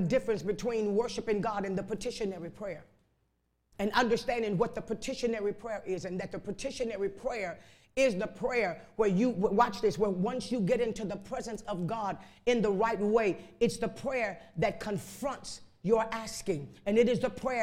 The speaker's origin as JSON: {"language": "English", "town": "Chicago", "region": "Illinois", "country": "United States", "tie": "born or raised there", "said": "I was raised up in Chicago on the west side"}